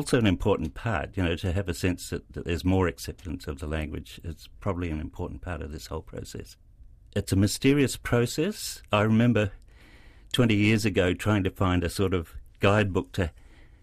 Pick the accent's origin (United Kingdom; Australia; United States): Australia; moved away as an adult; now in New Zealand; I grew up in Australia